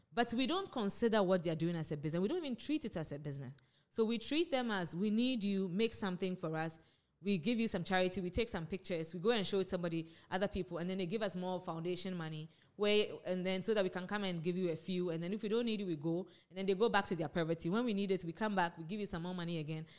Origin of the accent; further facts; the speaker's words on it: Ghana; moved away as an adult; also born or lived in United States; I grew up in Ghana, I went to Wesley Girls